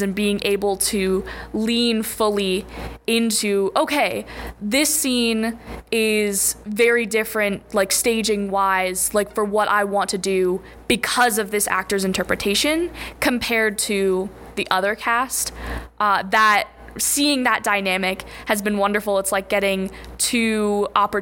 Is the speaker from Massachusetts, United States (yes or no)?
no; Denver, Colorado, United States; moved away; I'm from Denver, Colorado